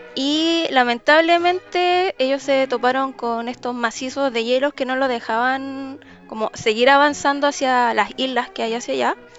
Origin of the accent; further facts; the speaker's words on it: Chile; los chilenos nos caracterizamos